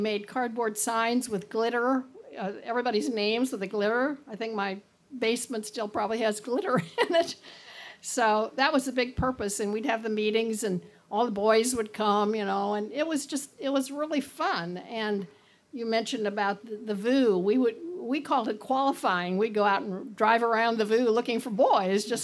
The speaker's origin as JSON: {"language": "English", "town": "Indianapolis", "region": "Indiana", "country": "United States", "tie": "born or raised there", "said": "I grew up at 56 in Illinois, or 56 in Delaware, which was kind of halfway between, and you could go to either one"}